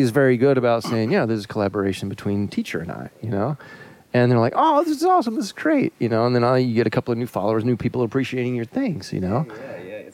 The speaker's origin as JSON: {"language": "English", "region": "Florida", "country": "United States", "tie": "born or raised there", "moved": "yes", "said": "I was born in Florida"}